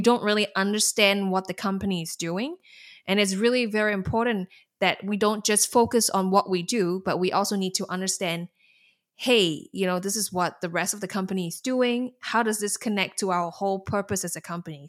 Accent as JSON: {"language": "English", "country": "Singapore", "moved": "as an adult", "lives_now": "Netherlands", "said": "I'm from Singapore"}